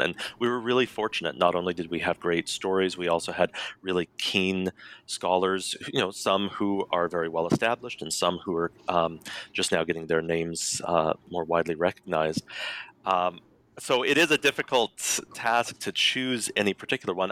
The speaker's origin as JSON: {"language": "English", "region": "Colorado", "country": "United States", "tie": "born or raised there", "said": "I was raised, born and raised in Colorado"}